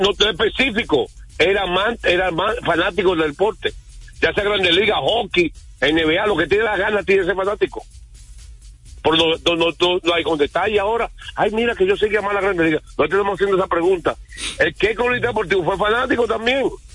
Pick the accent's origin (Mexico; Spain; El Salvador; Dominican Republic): Dominican Republic; yo soy dominicano